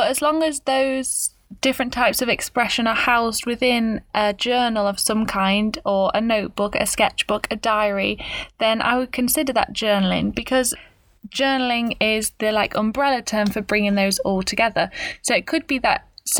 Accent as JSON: {"language": "English", "town": "Stafford", "region": "West Midlands", "country": "United Kingdom", "tie": "born or raised there", "accent": "British", "said": "I was born in a little place called Stafford, which is not the place of Shakespeare's birth"}